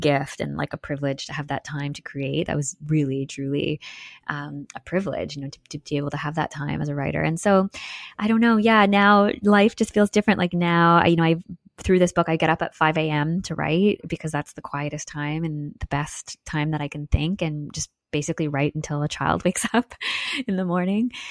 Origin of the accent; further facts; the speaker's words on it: Newmarket, Ontario, Canada; I grew up in Newmarket, Ontario